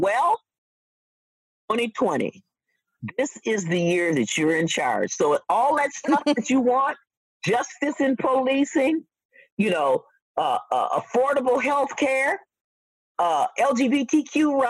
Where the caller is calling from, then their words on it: Wisconsin, United States; You know, I'm speaking from Wisconsin, and so I think people have to look at where their votes are